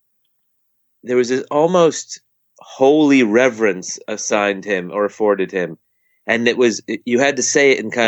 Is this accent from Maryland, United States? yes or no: no; near Harriman State Park, East Coast, New York, United States; I've grew up on the East Coast. I grew up right near Harriman State Park